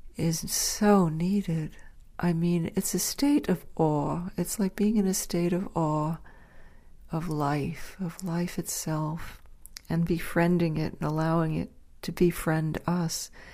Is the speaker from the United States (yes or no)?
yes; Dobbs Ferry, New York, United States; when I was growing up in Dobbs Ferry, New York